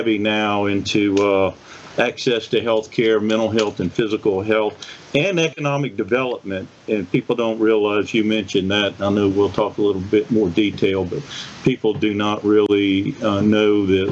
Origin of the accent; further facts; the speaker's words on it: Biloxi, Mississippi, United States; also born or lived in St. Martin, Mississippi; I am a native Biloxi, and I have lived here all my life